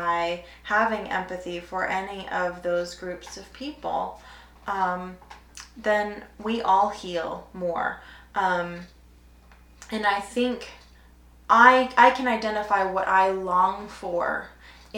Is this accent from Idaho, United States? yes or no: yes; Idaho, United States; I grew up in Idaho